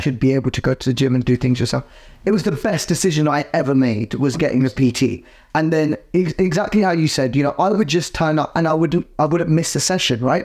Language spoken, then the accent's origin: English; United Kingdom; we as British Asians